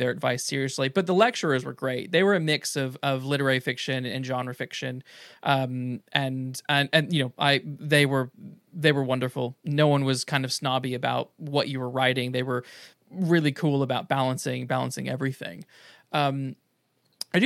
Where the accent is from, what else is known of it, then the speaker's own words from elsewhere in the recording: United States; moved away; I'm from the States